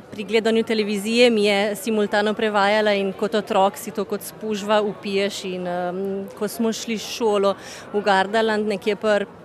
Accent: Tolmin, Slovenia; Prihajam iz Tolmina

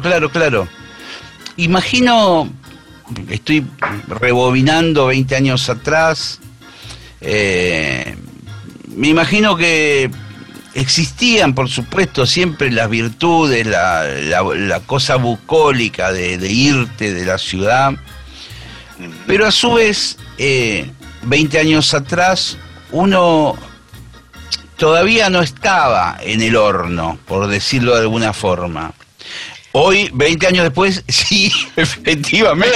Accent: Monte Grande, Buenos Aires Province, Argentina; yo nací en Monte Grande, vivo en Monte Grande en la actualidad, o sea, siempre estuve acá

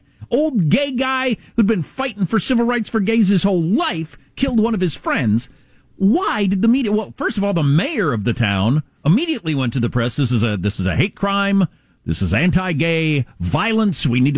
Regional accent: United States; moved away; also born or lived in South Dakota / Wisconsin; growing up in South Dakota and Wisconsin, where dead of winter.

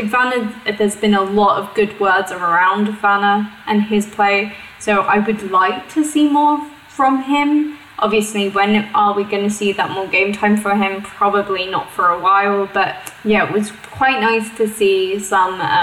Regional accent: United Kingdom; now in Germany; my home country back in the UK

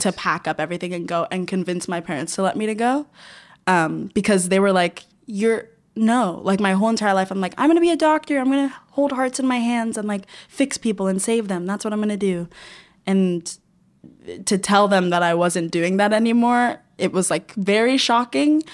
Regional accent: Florida, United States; moved away; I'm from Florida

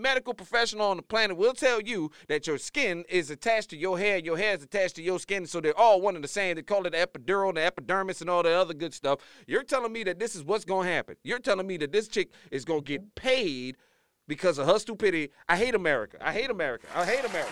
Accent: Louisiana, United States; moved away; she from my home state, disappoint my home state, proving that the education system in Louisiana is lacking

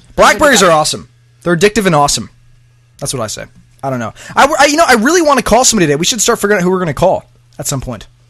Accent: Chicago, Illinois, United States; No, Chicago.

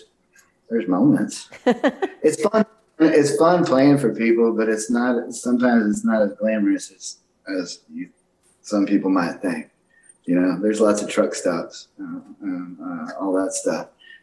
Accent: Austin, Texas, United States; growing up in Austin, Texas, playing there is quite an honor for me just because, you know, that's … and all those guys that played in Austin.

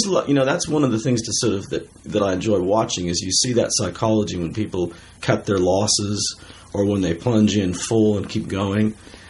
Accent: Berkeley, California, United States; I was born in Berkeley.

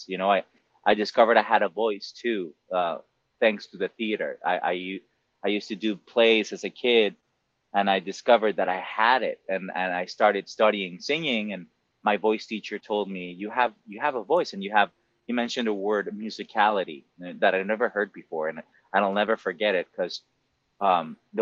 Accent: Monterrey, Nuevo León, Mexico; English is a second language; moved away as an adult; also born or lived in New York; now in United States; I did grow up in Mexico, I grew up in a very Americanized city of Mexico mm-hmm. called Monterrey.

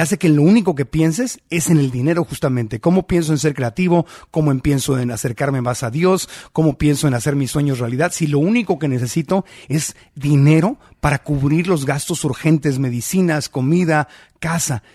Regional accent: Tijuana, Baja California, Mexico; Yo que nací en Tijuana, frontera con San Diego

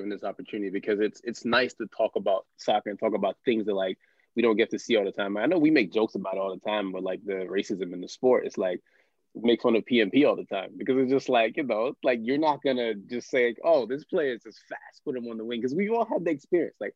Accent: United States; It's like especially being American, like I think one of the things is people don't really think that there's too many American people that really like soccer, let alone like Black American people.

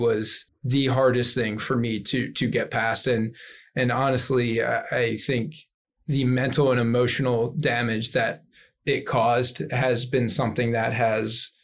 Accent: Philadelphia, Pennsylvania, United States; moved away; I said, the Philadelphia area.

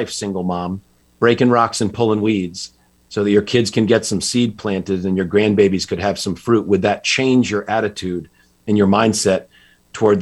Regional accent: just outside Hartford, Connecticut, United States; I grew up in Connecticut, just outside Hartford

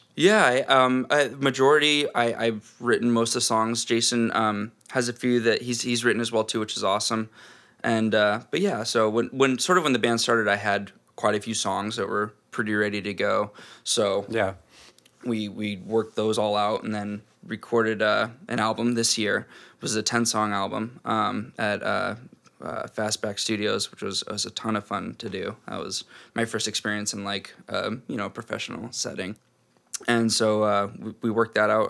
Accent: Snohomish, Washington, United States; also born or lived in Seattle; I was born here in Seattle and grew up in Snohomish, which is like a big small town, 30 minutes, 40 minutes north of Seattle.

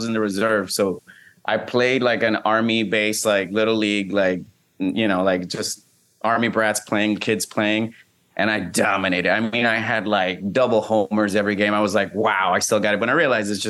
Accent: Puerto Rico; I'm from Puerto Rico, born and raised

